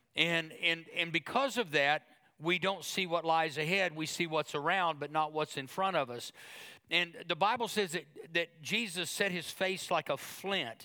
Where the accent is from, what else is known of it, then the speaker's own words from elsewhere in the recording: Oklahoma, United States; now we're from Oklahoma.